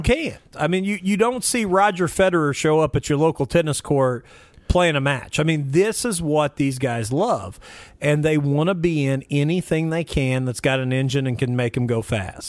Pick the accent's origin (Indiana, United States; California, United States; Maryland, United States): Indiana, United States; Mitchell; my hometown of Mitchell, Indiana.